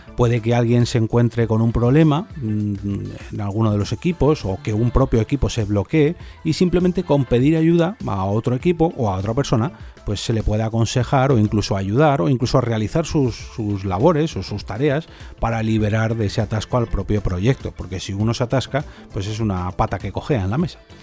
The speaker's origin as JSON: {"language": "Spanish", "country": "Spain", "said": "este podcast se produce en España, porque soy español"}